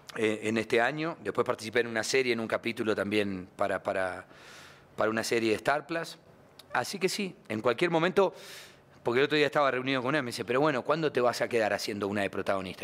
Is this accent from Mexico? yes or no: no; Argentina; Yo soy un argentino nostálgico del tango con espíritu costeño